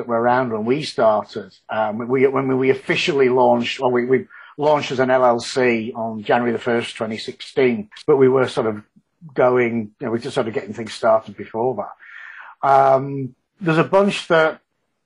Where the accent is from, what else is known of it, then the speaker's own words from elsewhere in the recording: Yorkshire and the Humber, United Kingdom; moved away as an adult; now in Houston, United States; being a Yorkshireman